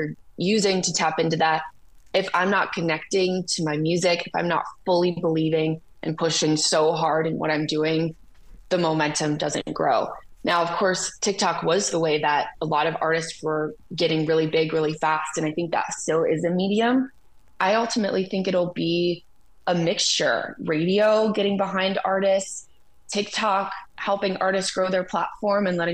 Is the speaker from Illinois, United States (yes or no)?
no; Detroit, Michigan, United States; also born or lived in Nashville, United States; now in Los Angeles, United States; growing up in Detroit